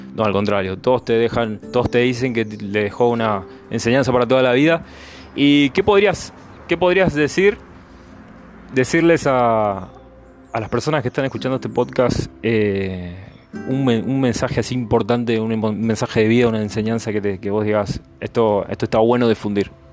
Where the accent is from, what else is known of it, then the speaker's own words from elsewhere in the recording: Argentina; moved away as an adult; yo soy argentino, yo hace cuatro años que vivo acá